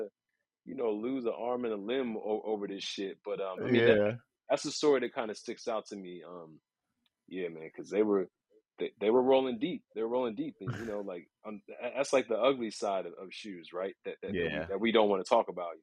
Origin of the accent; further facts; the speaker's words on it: Northern Virginia, United States; moved away as an adult; now in New York City, United States; I'm born and raised in Northern Virginia